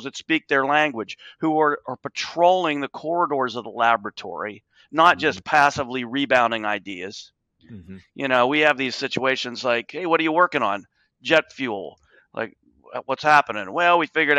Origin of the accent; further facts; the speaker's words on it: Appalachia, United States; I grew up in Appalachia. I watched the steel industry and pottery industry disintegrate